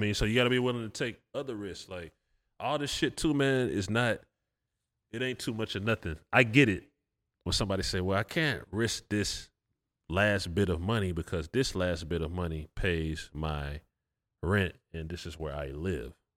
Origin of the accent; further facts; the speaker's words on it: Atlanta, Georgia, United States; I'm from Atlanta.